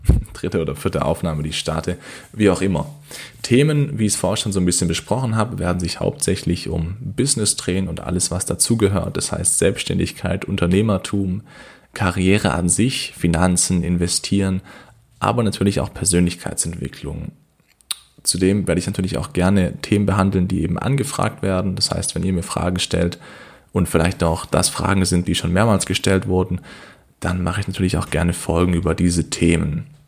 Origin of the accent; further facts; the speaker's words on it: Kornwestheim, Baden-Württemberg, Germany; ich komme aus Kornwestheim